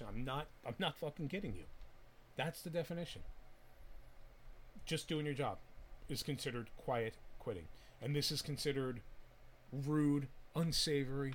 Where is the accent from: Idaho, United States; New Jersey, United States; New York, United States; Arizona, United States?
New Jersey, United States; moved away; I'm originally from Jersey